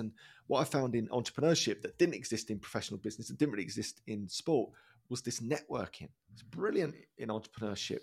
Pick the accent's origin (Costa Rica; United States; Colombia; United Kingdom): United Kingdom; Dagenham, London; I grew up in Dagenham